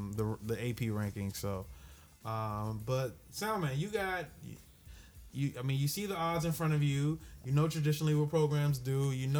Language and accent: English; Waco, Texas, United States; lived in Waco all my life.